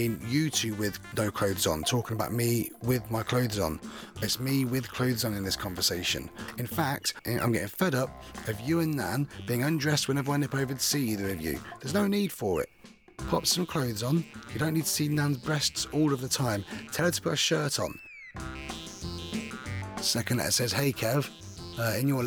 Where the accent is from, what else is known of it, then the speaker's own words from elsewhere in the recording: the Fens, East of England, United Kingdom; I'm from the Fens